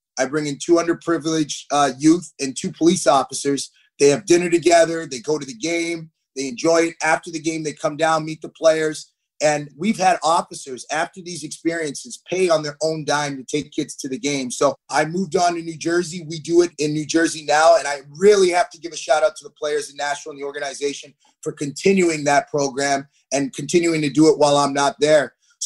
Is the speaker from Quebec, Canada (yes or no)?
no; Toronto, Ontario, Canada; I grew up in Toronto.